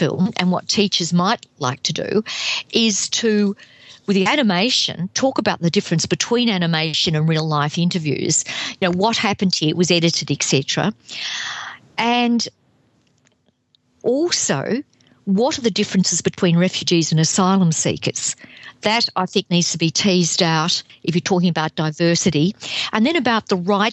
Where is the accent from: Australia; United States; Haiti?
Australia; Melbourne, Victoria; I grew up in the 50s and 60s in Melbourne.